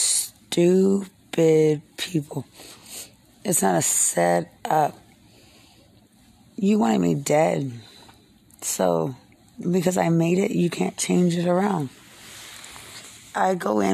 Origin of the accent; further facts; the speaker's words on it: Lubbock, Texas, United States; I'm from Lubbock. We're a lot more serious